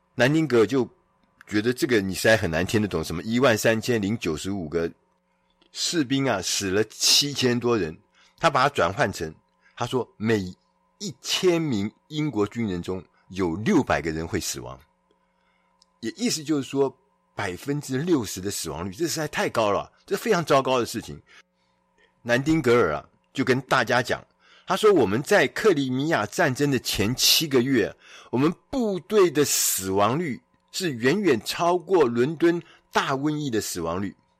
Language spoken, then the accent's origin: Chinese; Taiwan; 我们台湾人